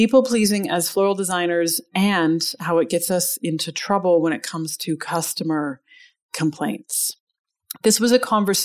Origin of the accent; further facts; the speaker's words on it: Canada; We in Canada